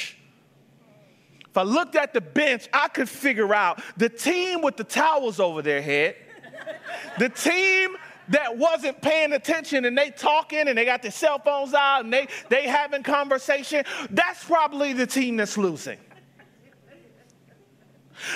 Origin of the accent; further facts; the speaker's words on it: Atlanta, Georgia, United States; moved away; I was from Atlanta.